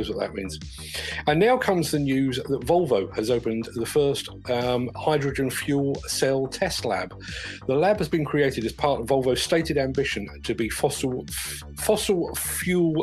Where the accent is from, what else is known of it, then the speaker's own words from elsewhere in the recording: London, United Kingdom; When I was growing up in London, South London, in the 1970s